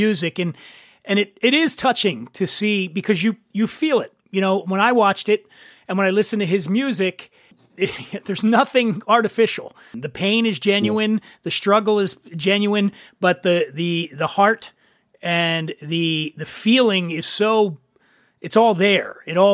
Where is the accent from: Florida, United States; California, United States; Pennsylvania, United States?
Pennsylvania, United States; Philadelphia; moved away; also born or lived in Colorado; I grew up in Philly